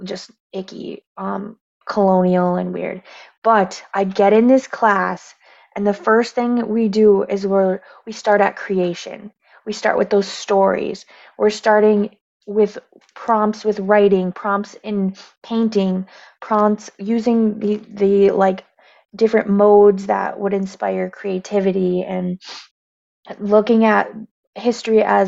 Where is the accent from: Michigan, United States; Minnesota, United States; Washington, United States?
Michigan, United States; I am Native American, raised, born and raised right here on the res